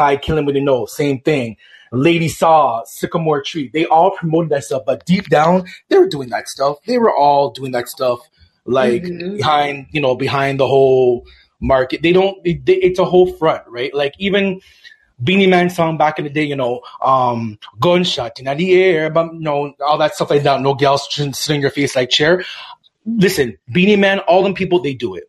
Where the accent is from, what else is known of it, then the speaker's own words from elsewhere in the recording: Toronto, Ontario, Canada; I'm from Toronto, Canadian born, but definitely Jamaican background